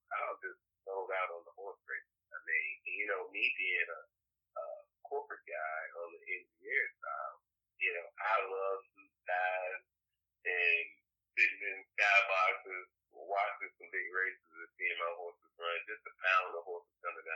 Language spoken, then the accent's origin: English; North Carolina, United States; moved away as an adult; North Carolina